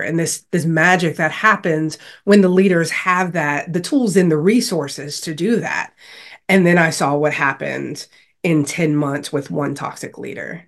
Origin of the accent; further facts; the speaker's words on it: Louisiana, United States; growing up in Louisiana